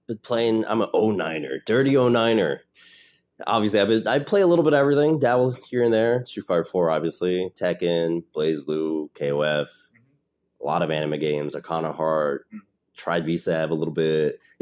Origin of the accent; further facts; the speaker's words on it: United States; also born or lived in Taiwan; I was born in the States.